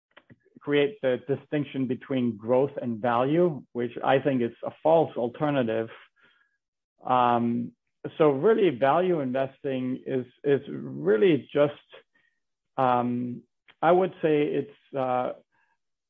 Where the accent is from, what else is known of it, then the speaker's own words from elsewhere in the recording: Denmark; moved away as an adult; now in Bethlehem, United States; I'm from Denmark. I came to the United States when I was in college.